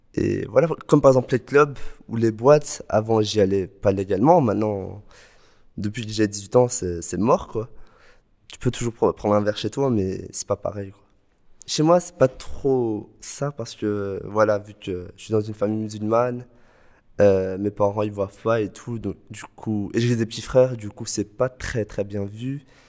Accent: Brussels, Brussels-Capital Region, Belgium; chez nous en Belgique, enfin Bruxelles plus particulièrement

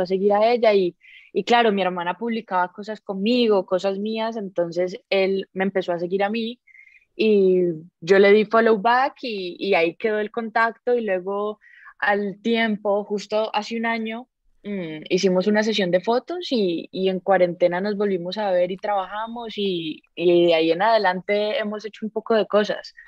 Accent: Colombia; also born or lived in Costa Rica; yo sí nací, a los 3 meses me volví para Colombia

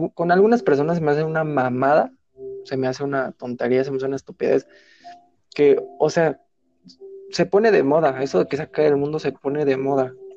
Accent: Mexico; Así somos los mexicanos

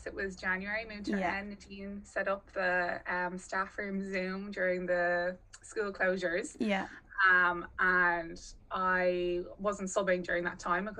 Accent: Dublin, Leinster, Ireland; I'm from Dublin

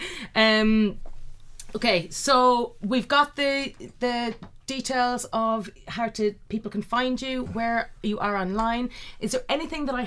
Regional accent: Ireland; now in United Kingdom

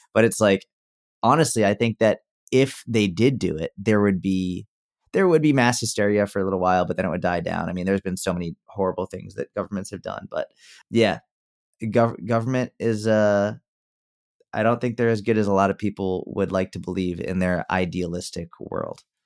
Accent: Massachusetts, United States; now in Dallas, United States; I grew up in Mass

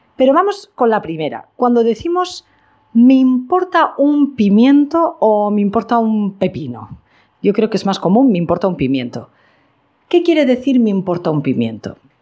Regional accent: Spain; en mi país, en España

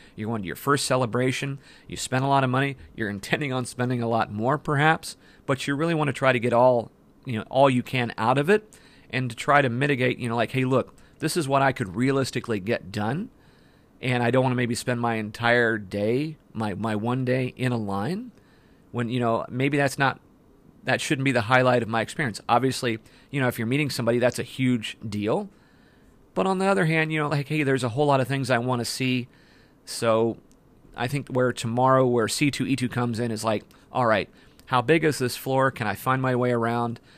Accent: Ohio, United States; That's my home state

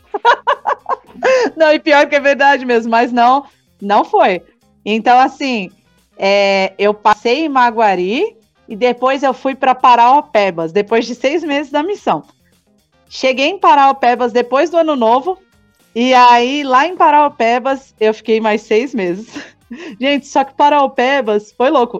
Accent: São Paulo, Brazil; eu sou lá de São Paulo, vim servir missão aqui

